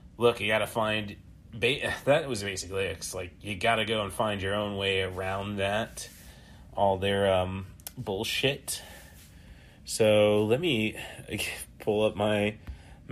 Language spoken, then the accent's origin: English; Morton, United States; my hometown of Morton